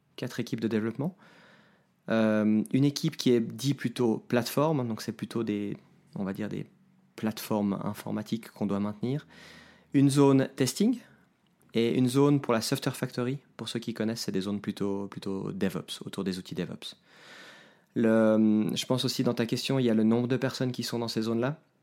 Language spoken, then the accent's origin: French; Geneva, Switzerland; moved away as an adult; now in Lausanne, Switzerland; Je suis né à Genève, j'habite aujourd'hui à Lausanne euh, depuis que j'ai déménagé dans cette ville pour mes études en 2008